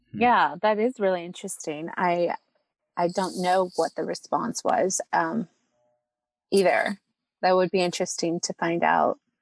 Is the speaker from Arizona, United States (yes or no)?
no; California, United States; I was born here, like I said, in California, but I, but my family's from Mexico